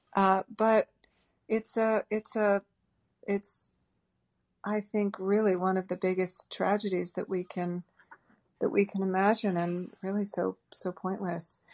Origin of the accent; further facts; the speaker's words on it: Boston, Massachusetts, United States; I grew up in the Boston area